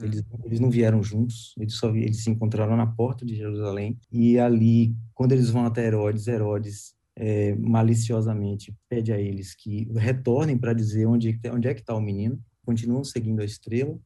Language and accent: Portuguese; Guanambi, Bahia, Brazil; also born or lived in Bom Jesus da Lapa / Caetité; now in Salvador, Brazil; Eu nasci em Bom Jesus da Lapa, mas a minha família toda é de Caeté, meus pais, meus tios, eh, meus avós, minha família toda é de Caeté, e eu me criei em Guanambi